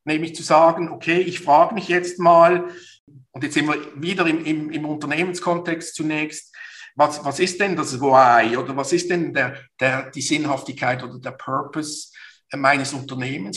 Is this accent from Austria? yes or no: no; Basel, Basel-Stadt, Switzerland; Basel aufgewachsen, geboren, sozialisiert zur Universität. Eigentlich könnte man sagen, ich bin nie raus aus dieser schönen Stadt.